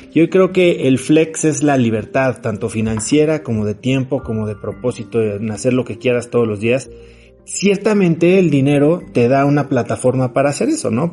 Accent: Mexico; also born or lived in New York / Miami; soy mexicano

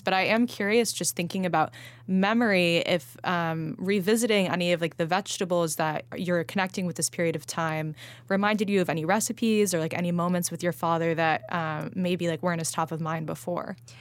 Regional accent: Los Angeles, California, United States; moved away; I grew up eating salad pizza in L

